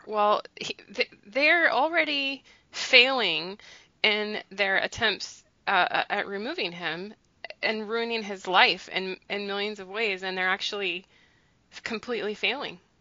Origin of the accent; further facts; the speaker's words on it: United States; I was born in the United States, okay, but but my family's from another country